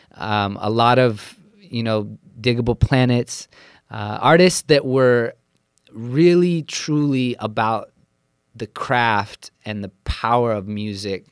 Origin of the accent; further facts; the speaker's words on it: Central Coast, California, United States; I was born and raised on a small farm in Central Coast, California